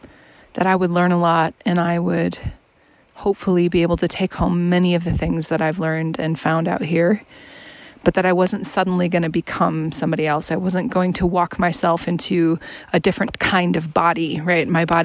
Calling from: Washington, United States; Hey there, it's …, and I'm checking in from the Mount Adams Wilderness. I'm, oh gosh, I don't know, 20 miles away from Trout Lake, something like that.

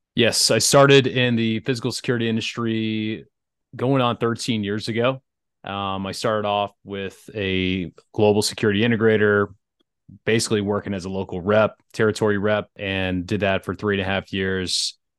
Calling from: Atlanta, Georgia, United States; I'm calling in from Atlanta, Georgia, in the U S

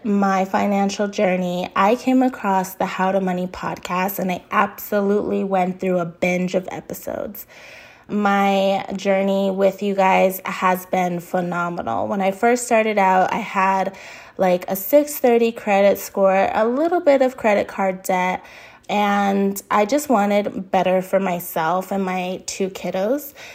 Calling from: Arizona, United States; I'm calling in from Arizona.

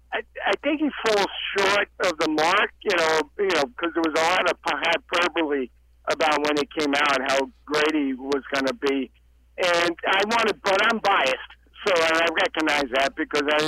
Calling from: North Carolina, United States; Yeah, hi guys. … from North Carolina.

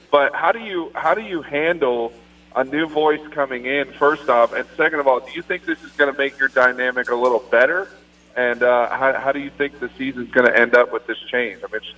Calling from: Largo, Florida, United States; But I'm calling from Largo.

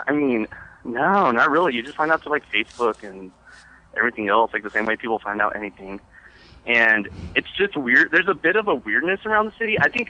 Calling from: Dallas, Texas, United States; I'm calling from Dallas

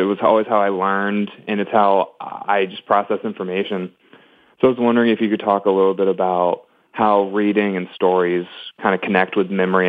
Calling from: Cary, North Carolina, United States; I'm coming from North Carolina.

